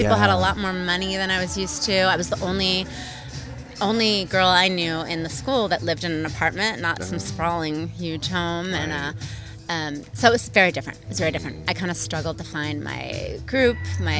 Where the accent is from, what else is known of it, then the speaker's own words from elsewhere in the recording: Concord, California, United States; also born or lived in Oakland, California / Okinawa, Japan / San Francisco; So I grew up in the Bay Area, East Bay, excuse me, Concord.